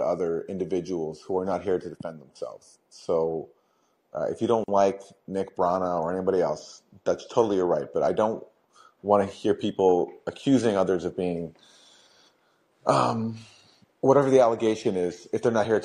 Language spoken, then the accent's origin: English; Canada; now in United States; I'm a humble immigrant. You know, I'm from Canada